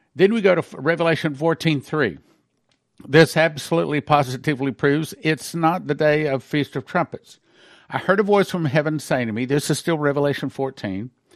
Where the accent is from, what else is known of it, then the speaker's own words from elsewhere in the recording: United States; we Americans